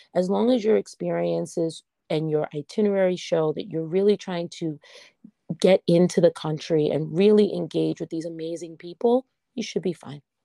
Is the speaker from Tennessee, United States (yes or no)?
no; New York, United States; I'm from New York